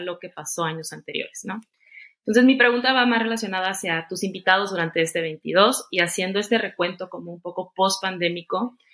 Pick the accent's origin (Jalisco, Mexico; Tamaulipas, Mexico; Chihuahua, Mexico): Tamaulipas, Mexico; Tampico; soy de Tampico, Tamaulipas